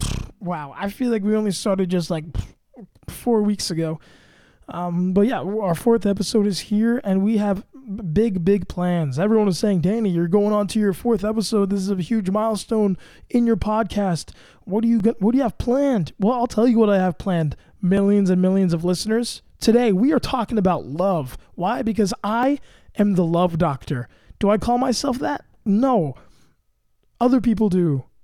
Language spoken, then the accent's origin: English; the South, United States; accent: Southern; And I will say that my Southern accent is, I've been working on it.